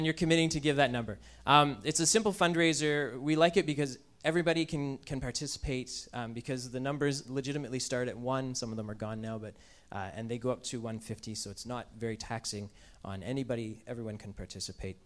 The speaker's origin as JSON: {"language": "English", "country": "Canada", "said": "we're Canadian"}